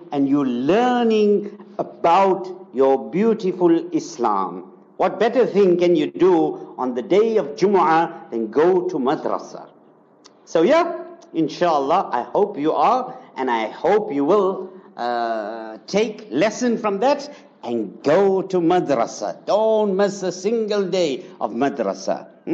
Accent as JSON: {"language": "English", "country": "Zimbabwe", "tie": "born or raised there", "moved": "yes", "lives_now": "South Africa", "said": "Zimbabwe, come on, my hometown"}